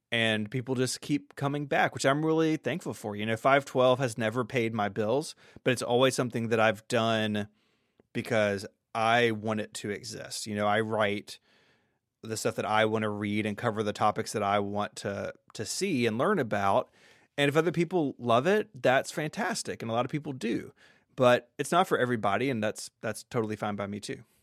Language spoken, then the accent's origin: English; Memphis, Tennessee, United States; I'm from the South. I grew up in a suburb of Memphis